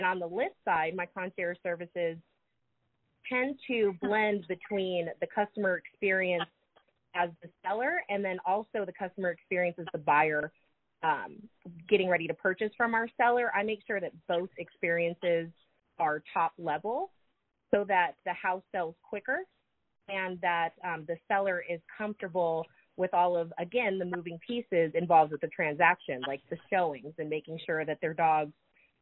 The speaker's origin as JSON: {"language": "English", "region": "Southern California", "country": "United States", "moved": "yes", "lives_now": "Charlotte, United States", "said": "I'm also a transplant, although I'm from the other coast. I'm actually from Southern California"}